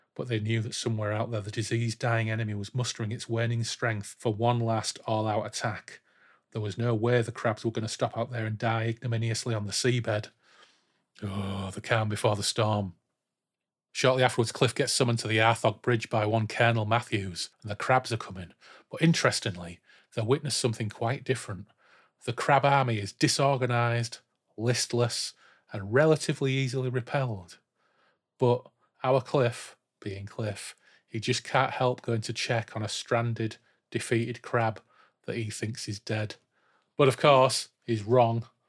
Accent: Yorkshire and the Humber, United Kingdom; we grew up in Humber side, in inverted commas, didn't we? Back to East Yorkshire now, as it should be, and North Lincolnshire

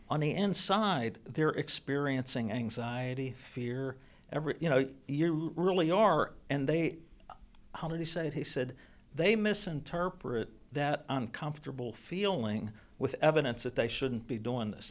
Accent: Pittsburgh, Pennsylvania, United States; also born or lived in Hill District, Pittsburgh; moved to Brookline, which is where I grew up.

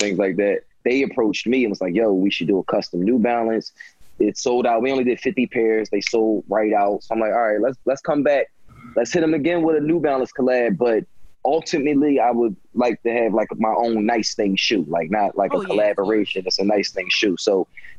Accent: Philadelphia, Pennsylvania, United States; I'm from West Philly

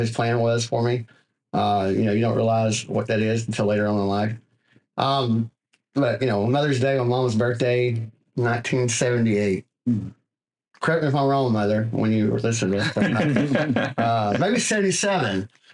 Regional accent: White Oak, Texas, United States; moved away as an adult; also born or lived in Longview, Texas / Tyler, Texas; now in Southeast Texas, United States; I grew up in White Oak, Texas, which is a little small community, about 3,500, maybe a little bigger now, next to Longview, Texas

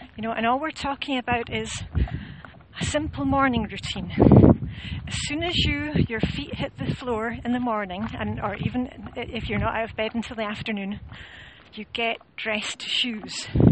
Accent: Scotland, United Kingdom; I'm Scottish

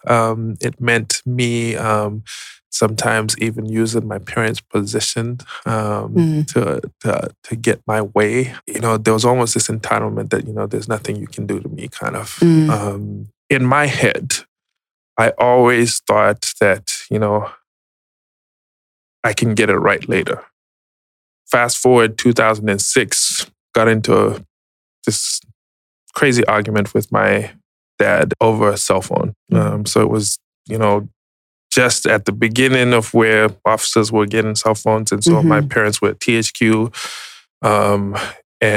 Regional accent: Zimbabwe; moved away as an adult; now in Atlanta, United States; But I was born and raised in Zimbabwe, migrated to the U.S. in 2010.

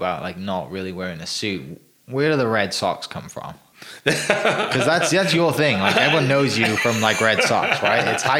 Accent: Wales, United Kingdom; moved away; I'm from Wales.

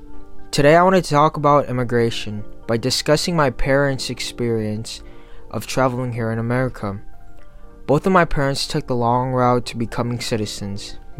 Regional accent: St. Louis, Missouri, United States; I grew up in St. Louis, Missouri. Race in this area of the Midwest is predominantly made up of white or black. I'm Asian, but I'm specifically Filipino.

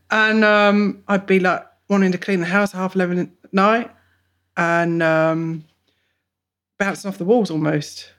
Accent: England, United Kingdom; moved away as an adult; now in Bungendore, Australia; I'm 42, I'm a mum, and I'm from England. Originally.

